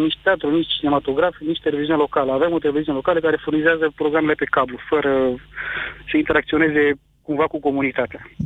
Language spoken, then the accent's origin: Romanian; Motru, Gorj, Romania; eu sunt din Motru